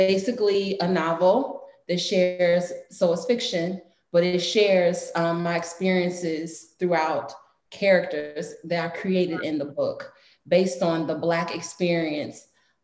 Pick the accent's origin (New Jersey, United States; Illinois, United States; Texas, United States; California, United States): Illinois, United States; Chicago; On the south side of Chicago. Southeast side, to be exact.